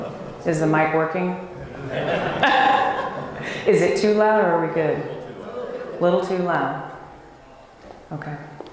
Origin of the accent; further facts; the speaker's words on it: Dallas, Texas, United States; moved away; also born or lived in Washington, D.C.; So when I was young, about 2 years old, we moved to Dallas. And it was there that my brother, sister, and I were raised